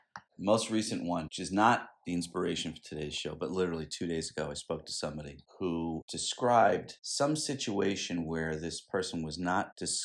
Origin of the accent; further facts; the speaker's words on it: Scotland, United Kingdom; and maybe it's because I'm Scottish and I'm thrifty